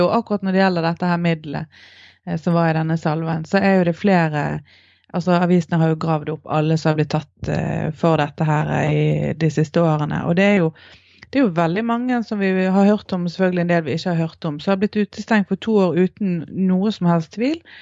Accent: Norway; identiteten som nordmann

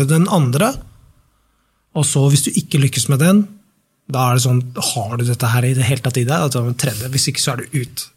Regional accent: Norway; Så kommer vi fra Norge

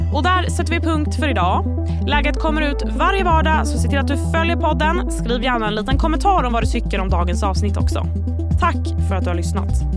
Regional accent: Sweden; som svensk

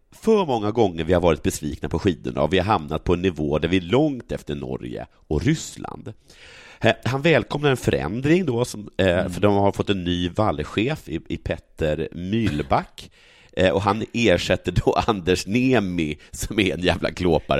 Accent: Sågmyra, Dalarna County, Sweden; en by bredvid Sågmyra, där jag kommer ifrån

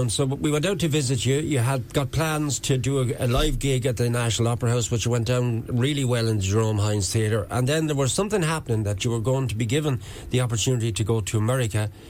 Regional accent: Old Ross, Leinster, Ireland; moved away as an adult; now in Limerick, Ireland; I'm from Old Ross.

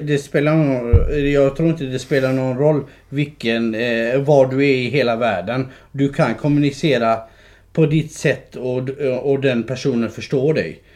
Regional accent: Skåne, Sweden; also born or lived in Kurdistan; Jag är uppvuxen i Skåne. Nej. Eh, jag kom, eh, jag kom eh, till Skåne som en fyraåring

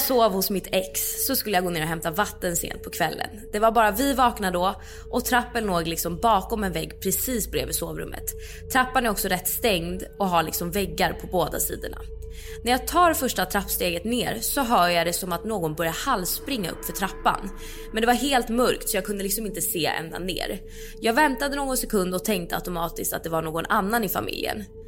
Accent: Stockholm, Stockholm County, Sweden; i vår lägenhet som jag växte upp i, i Midsommarkransen.

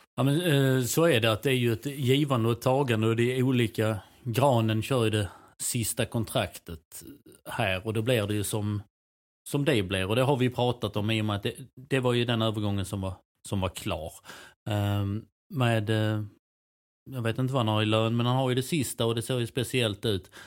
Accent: Helsingborg, Skåne, Sweden; det kan jag tycka som helsingborgare

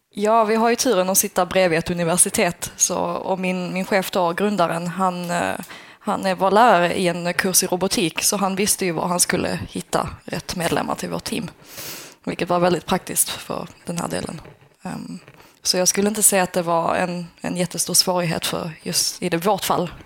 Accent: Skåne, Sweden; now in Luleå, Sweden; Jag är skåning

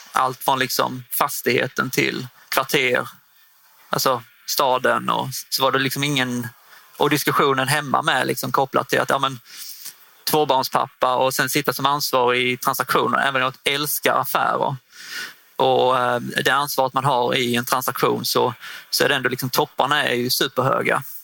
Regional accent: Osby, Skåne, Sweden; also born or lived in Hässleholm; Jag är född och uppvuxen i Osby, norra Skåne

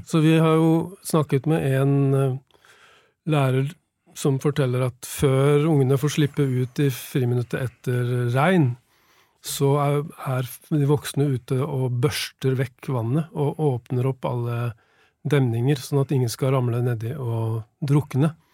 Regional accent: Nesodden, Akershus, Norway; jeg var sånn syv-åtte år gammel og vokste opp på Nesodden

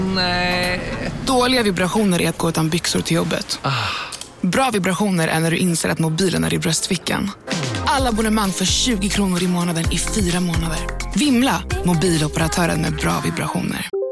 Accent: Broby, Skåne, Sweden; hemma i Broby

